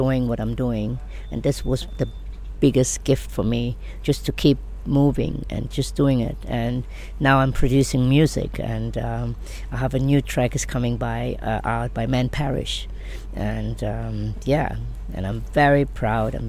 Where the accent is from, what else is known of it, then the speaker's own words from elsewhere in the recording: Germany; moved away as an adult; now in Ibiza, Spain; I'm from Germany. So I born there.